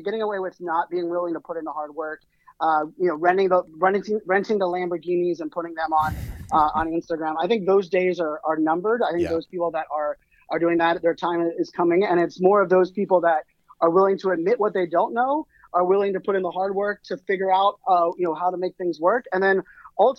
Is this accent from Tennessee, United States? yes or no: no; Pittsburgh, Pennsylvania, United States; moved away; I grew up in Pittsburgh, Pennsylvania